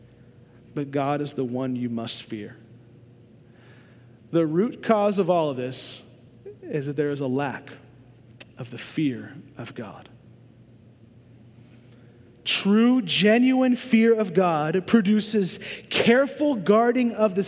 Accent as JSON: {"language": "English", "region": "Oklahoma", "country": "United States", "tie": "born or raised there", "moved": "yes", "said": "I was born and raised in Oklahoma"}